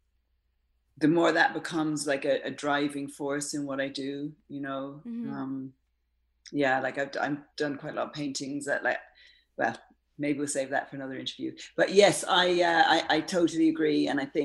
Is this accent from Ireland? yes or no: yes; Ireland; now in London, United Kingdom; I was born in Ireland and brought up in Ireland, but my parents weren't Irish.